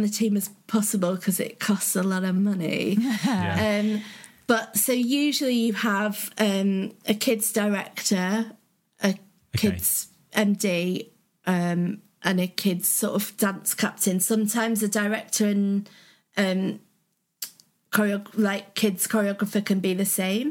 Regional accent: the north of England, United Kingdom; accent: northern; my accent went a bit northern

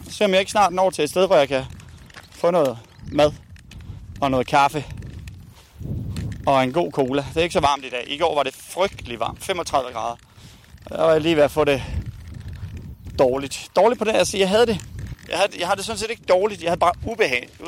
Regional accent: Spain; Danish is a second language; De stjæler ikke for mig, fordi jeg er spanier.

